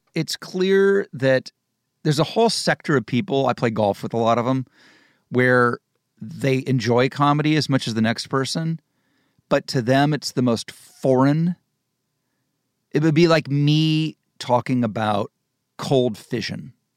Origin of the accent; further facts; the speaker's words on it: Dayton, Ohio, United States; now in California, United States; I grew up in Ohio and Dayton.